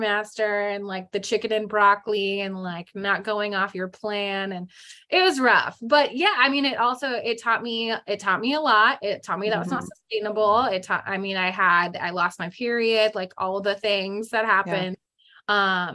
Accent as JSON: {"language": "English", "town": "San Jose", "region": "California", "country": "United States", "tie": "born or raised there", "moved": "as an adult", "lives_now": "Arizona, United States", "said": "I was living in the Bay Area, San Jose, California. And that's where I'm from, born and raised there my whole life."}